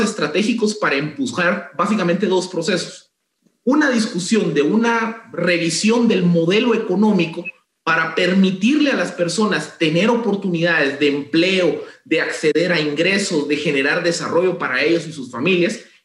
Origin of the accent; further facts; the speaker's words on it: Guatemala; como guatemaltecos